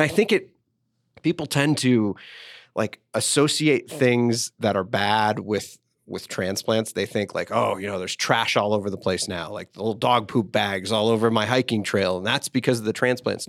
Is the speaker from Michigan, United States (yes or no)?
yes; Detroit, Michigan, United States; also born or lived in central Illinois; now in Denver, United States; I grew up in Detroit, so I, I grew up a Lions fan